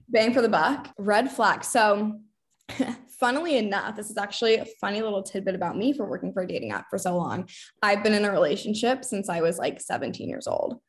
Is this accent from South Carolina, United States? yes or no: no; Boston, Massachusetts, United States; also born or lived in England / London; I'm from Boston